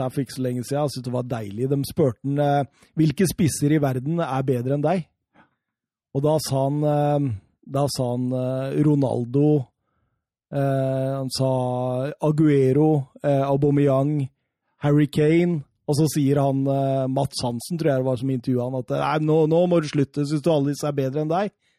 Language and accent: Norwegian; Norway; jeg er norsk